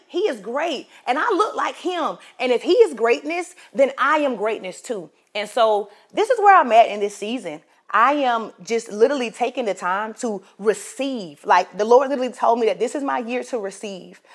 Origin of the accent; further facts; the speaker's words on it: Florence, South Carolina, United States; I'm from Florence, South Carolina